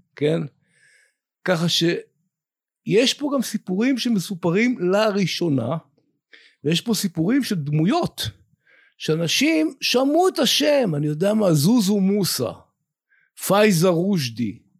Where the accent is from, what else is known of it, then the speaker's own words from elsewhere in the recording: Afikim, Northern District, Israel; אני כקיבוצניק מאפיקים, שגדל בעמק הירדן